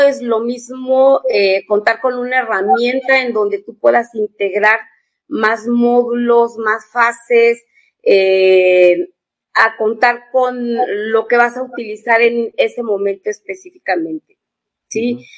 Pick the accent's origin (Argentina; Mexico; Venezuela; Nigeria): Mexico; also born or lived in San Luis Potosí; yo soy de México